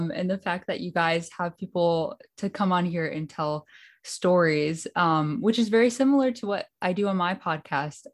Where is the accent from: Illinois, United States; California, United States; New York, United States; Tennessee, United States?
Illinois, United States; Hinsdale; now in Berrien Springs, United States; I'm currently in Berrien Springs, Michigan, but I'm from Hinsdale, outside of Chicago, Illinois, Hinsdale, Illinois. Okay. Yeah, I went to Hinsdale Academy